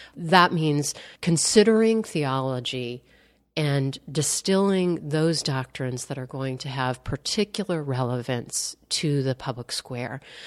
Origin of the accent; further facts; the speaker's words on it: Wheaton, Illinois, United States; growing up in Wheaton and, uh, going to Wheaton College